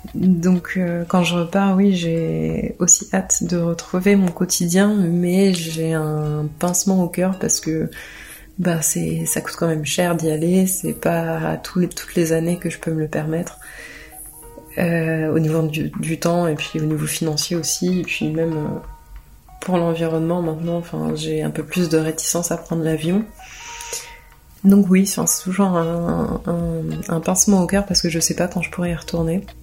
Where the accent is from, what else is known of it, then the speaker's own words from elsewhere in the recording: France; also born or lived in Arcueil / L'Haÿ-les-Roses; je suis née en France et j'ai grandi en France